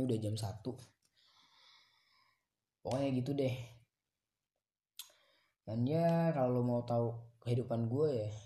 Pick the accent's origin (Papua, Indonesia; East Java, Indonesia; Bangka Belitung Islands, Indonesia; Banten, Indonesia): Bangka Belitung Islands, Indonesia; Pangkal Pinang; kalau di kalau di kalau di kota gue di Pangkal Pinang udah bisa sih kayak nongkrong nongkrong